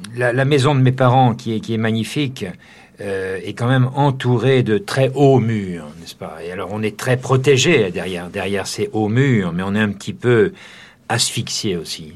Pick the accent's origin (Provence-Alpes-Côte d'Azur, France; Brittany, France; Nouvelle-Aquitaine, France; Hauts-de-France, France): Nouvelle-Aquitaine, France; Jarnac; moved away; moi, j'ai quitté Jarnac assez, assez tôt